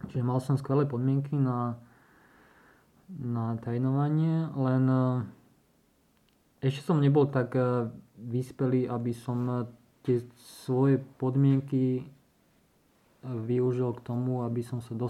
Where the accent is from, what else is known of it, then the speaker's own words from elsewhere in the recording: Slovakia; vtedy to len začínala Slovenská republika. Alebo sme nejak Slováci začali hromadne cestovať tým asi do sveta